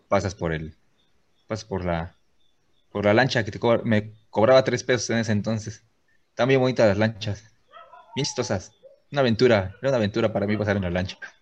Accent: Río Blanco, Veracruz, Mexico; yo nací en Roblanco Blanco, pero también, pues, también soy de Veracruz, ¿va? Y sigo viviendo en Río Blanco

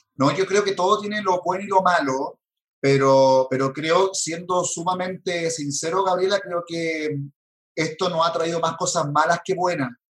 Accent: Chile

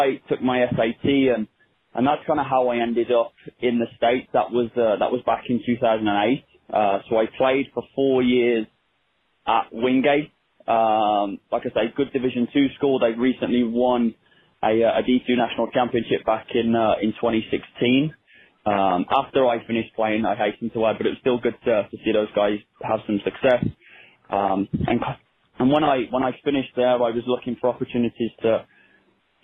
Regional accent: just outside of Birmingham, West Midlands, United Kingdom; moved away as an adult; also born or lived in North Carolina; now in Denver, United States; I grew up in just outside of Birmingham, England, played for Birmingham City Academy for most of my younger life

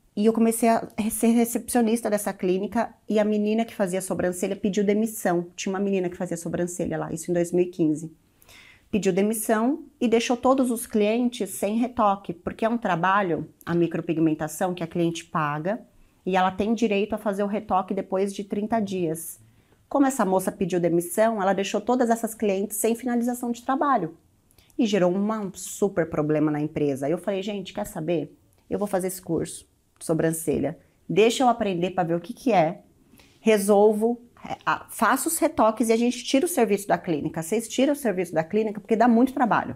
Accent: Osasco, São Paulo, Brazil; Eu nasci aqui em São Paulo, mas cresci em Osasco.

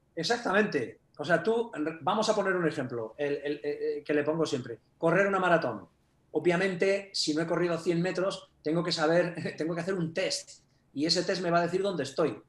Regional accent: Castile and León, Spain; also born or lived in Japan; soy castellano, vivo en Burgos

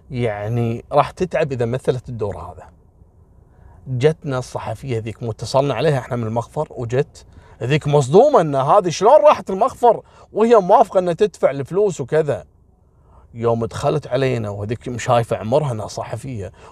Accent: Kuwait; حتى منهم يعني كويتيين وغير كويتيين احنا كويتيين قليل في شارع الصحافه

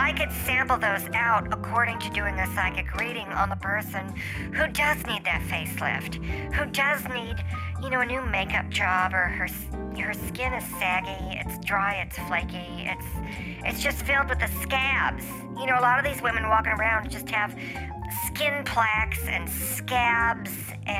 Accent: United States; It's called La Jolla, but I call it La Jolla because it's spelled that way, and I'm American.

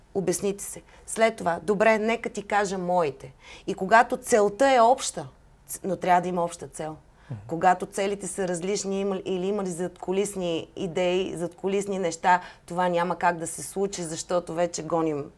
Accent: Bulgaria; also born or lived in Atlanta, United States; аз също съм българка

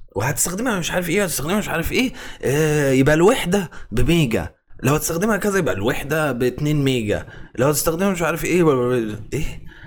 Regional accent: Egypt; احنا كمصريين

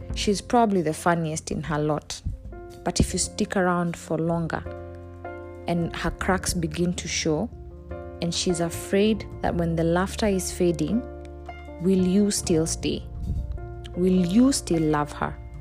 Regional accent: Kenya; I'm Kenyan

